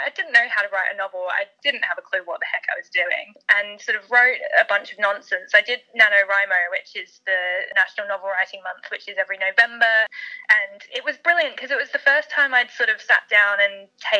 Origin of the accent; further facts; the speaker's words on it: Australia; accent: Australian; also born or lived in South Africa / United Kingdom / Canada; And I was born in South Africa, but grew up in Australia, and I've lived in Canada, and now I live here.